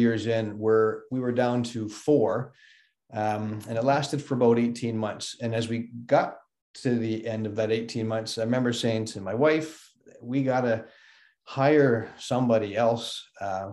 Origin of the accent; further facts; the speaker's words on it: Fall River, Nova Scotia, Canada; moved away as an adult; also born or lived in London, Ontario / Kingston, Ontario / Waterloo, Ontario; now in Northern Ontario, Canada; home is Nova Scotia. I was born and raised in Fall River.